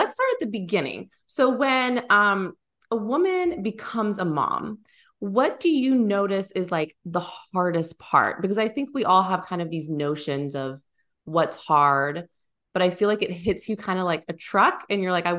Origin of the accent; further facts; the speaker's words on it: San Francisco, California, United States; So we came from California also, but we're from the Bay Area. So suburbs nice. Of San Francisco.